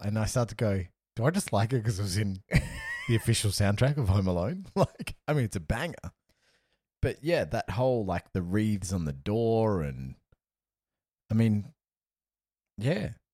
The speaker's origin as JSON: {"language": "English", "town": "Perth", "region": "Western Australia", "country": "Australia", "moved": "yes", "lives_now": "Melbourne, Australia", "said": "I live in Melbourne, I'm from Perth"}